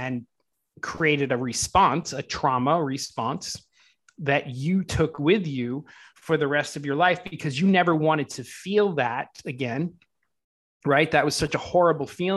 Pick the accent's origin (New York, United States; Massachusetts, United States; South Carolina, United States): Massachusetts, United States; Boston; moved away as an adult; now in Los Angeles, United States; I grew up in the Boston area, Boston, Massachusetts, which is the East Coast.